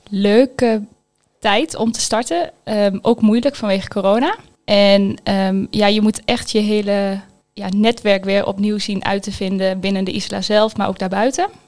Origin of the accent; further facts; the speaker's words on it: Twente, Overijssel, Netherlands; Mijn hart gaat sneller kloppen van Twente, omdat het zo'n prachtig mooi landschap heeft. Ik kom uit Te Bergen.